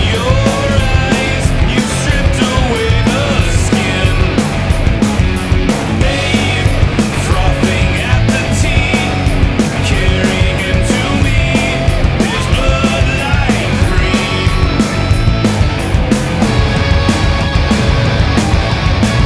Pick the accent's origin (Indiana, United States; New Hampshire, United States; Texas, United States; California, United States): Indiana, United States; I grew up in Indiana